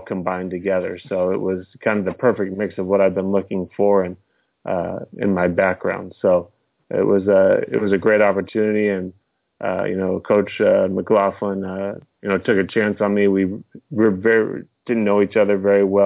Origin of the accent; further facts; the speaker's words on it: Southern California, United States; moved away; I'm from Southern California.